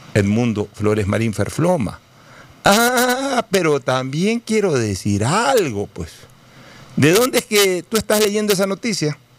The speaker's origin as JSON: {"language": "Spanish", "country": "Ecuador", "said": "yo sí sentí un vejamen como ecuatoriano"}